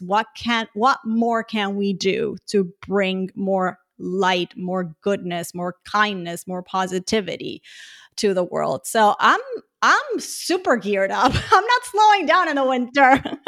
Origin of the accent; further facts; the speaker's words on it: Puerto Rico; now in Houston, United States; I'm originally from Puerto Rico